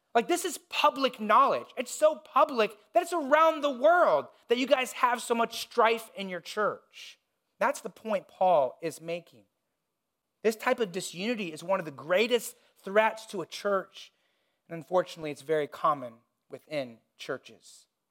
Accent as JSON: {"language": "English", "region": "Indiana", "country": "United States", "tie": "born or raised there", "said": "I grew up in Indiana"}